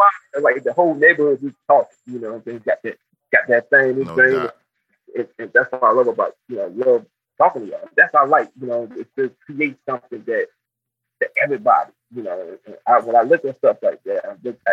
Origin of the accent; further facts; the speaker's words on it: United States; also born or lived in Augusta / the South; I'm just a little cat from North Carolina